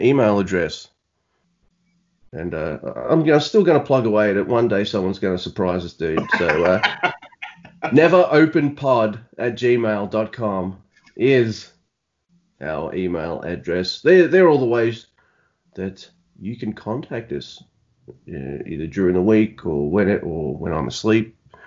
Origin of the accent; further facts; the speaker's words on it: Australia; I'm from down under in Australia, you can tell by my awesome accent